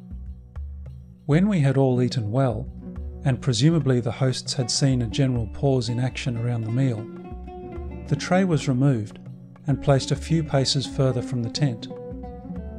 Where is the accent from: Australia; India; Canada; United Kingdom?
Australia; first language English